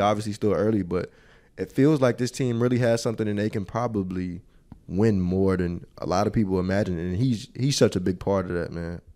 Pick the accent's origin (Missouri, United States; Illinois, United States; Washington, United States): Illinois, United States; Chicago; moved away; I am from the West Side, but it's a Sox, Sox crib, Sox household